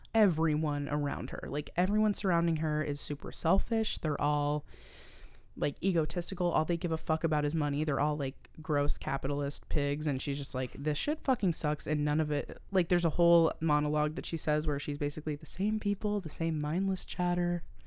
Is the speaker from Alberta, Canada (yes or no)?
no; Halifax, Nova Scotia, Canada; I'm from Nova Scotia. If you guys don't know, I'm from Halifax, Nova Scotia